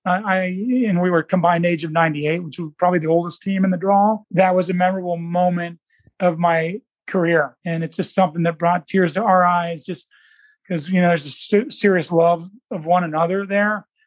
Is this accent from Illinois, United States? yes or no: no; Indianapolis, Indiana, United States; also born or lived in Alabama; Indianapolis, which I've been in my all, all my life, except for the University of Alabama